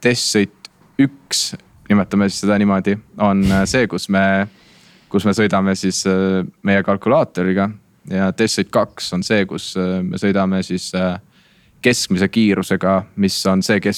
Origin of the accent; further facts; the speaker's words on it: Tartu, Tartu County, Estonia; also born or lived in Viljandi; ma ise olen Tartust pärit ja käin, käin Viljandis koolis